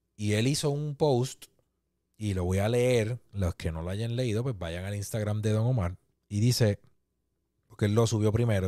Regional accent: Puerto Rico; nosotros como puertorriqueños

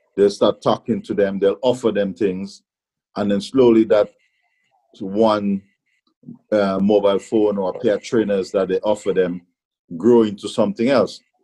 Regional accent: Grenada; now in England; even in Grenada, growing up and coming to England

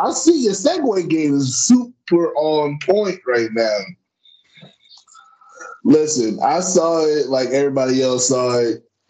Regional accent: Akron, Ohio, United States; I'm from Akron. You need to be cussing me out.

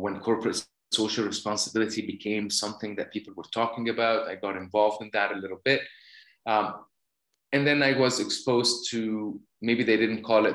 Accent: Cairo, Cairo Governorate, Egypt; moved away; I was born and raised in Cairo, Egypt

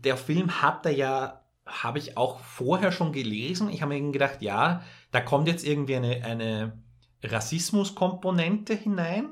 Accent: Vienna, Austria; für mich als Wiener oder als jemand, der näher von Wien aufgewachsen ist mit dieser Sprache

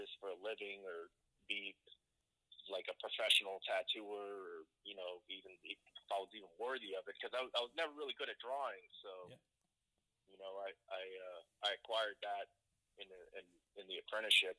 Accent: Miami, Florida, United States; now in Madisonville, United States; I'm from Miami, but now I'm tattooing up in Kentucky, in Madisonville

